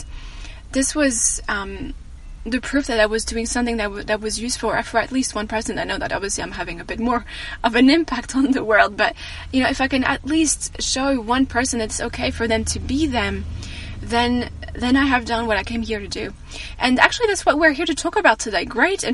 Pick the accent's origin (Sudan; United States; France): France; moved away; people asking me about my accent, sorry. And I tell them I'm French